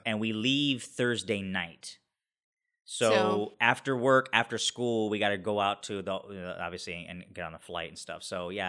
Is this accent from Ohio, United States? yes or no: yes; Ohio, United States; Growing up in Ohio, it was pretty limited on what culture you had available to you, at least where I grew up.